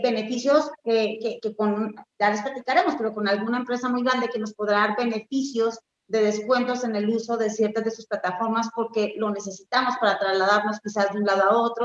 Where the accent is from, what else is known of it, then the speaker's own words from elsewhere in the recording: Colombia; now in Mexico; yo nací en Colombia, pero llevo ya más de 21 años, no digo más porque me van a calcular la edad en, México.